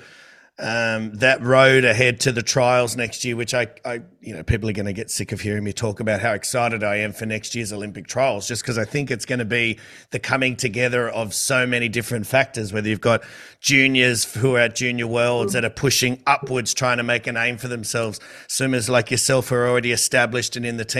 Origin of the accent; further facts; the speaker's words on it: Sydney, New South Wales, Australia; I'm from Sydney